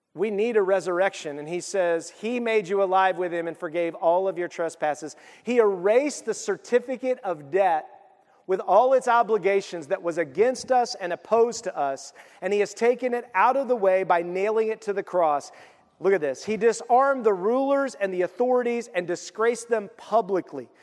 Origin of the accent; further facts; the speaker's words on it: United States; I'm an American